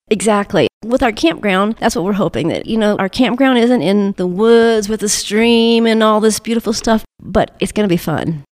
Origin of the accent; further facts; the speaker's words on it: Colorado, United States; moved away; also born or lived in North Carolina; Colorado, born and raised until my parents moved to North Carolina, and they moved back.